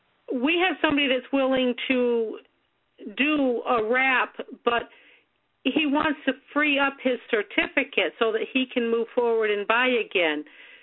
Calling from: Massachusetts, United States; from Massachusetts.

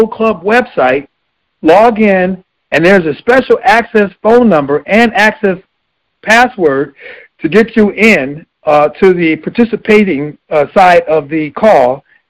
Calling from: Los Angeles, California, United States; I'm calling from Los Angeles, California

